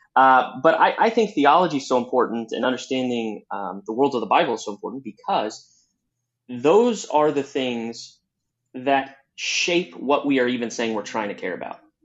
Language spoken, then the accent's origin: English; Southwest Missouri, United States; moved away as an adult; now in Chicago, United States; I'm originally from Southwest Missouri. I'm a true hillbilly that grew up on uh, farmlands and in the hills